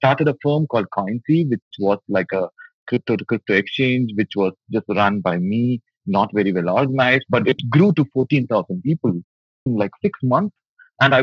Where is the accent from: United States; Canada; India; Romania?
India; Tamil Nadu; also born or lived in Chennai; I was born in Chennai, which is from the southern part of India, and I grew up in a smaller town in Tamil Nadu, which is also the southern state in India